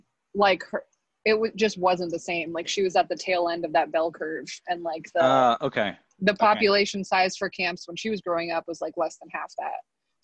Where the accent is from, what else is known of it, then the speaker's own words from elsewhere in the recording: Pacific Northwest, United States; also born or lived in New York City; So I grew up in the Pacific Northwest. I loved that I was born in Manhattan though, and I became obsessed with New York City, and I later moved back for about 4 years.